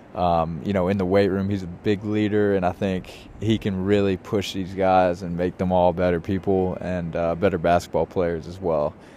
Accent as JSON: {"language": "English", "town": "Richmond", "region": "Virginia", "country": "United States", "tie": "born or raised there", "also_born_or_lived": "Chapel Hill, North Carolina", "moved": "as an adult", "lives_now": "New York City, United States", "said": "I grew up in Richmond"}